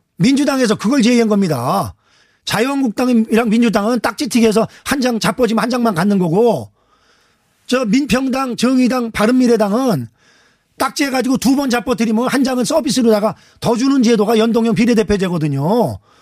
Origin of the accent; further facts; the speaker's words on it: Anseong, Gyeonggi Province, South Korea; 안성 출신